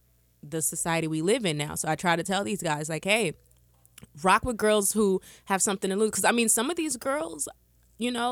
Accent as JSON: {"language": "English", "town": "Austin", "region": "Texas", "country": "United States", "said": "I'm from Austin, Texas."}